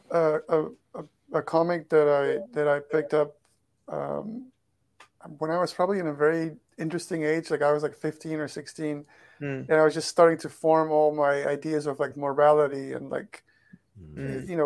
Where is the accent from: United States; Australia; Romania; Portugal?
Portugal; I grew up in Portugal